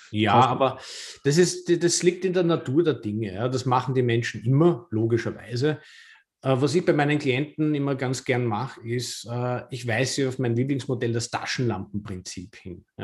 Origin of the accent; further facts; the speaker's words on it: Vienna, Austria; now in Lower Austria, Austria; jetzt bin ich ja Wahlniederösterreicher, aber ich bin gebürtiger Wiener und habe 42 Jahre in der Stadt gelebt.